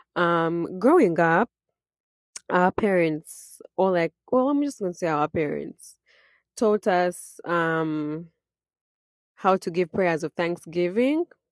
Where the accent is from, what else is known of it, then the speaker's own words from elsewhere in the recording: Uganda; born and raised in Uganda, I was raised Christian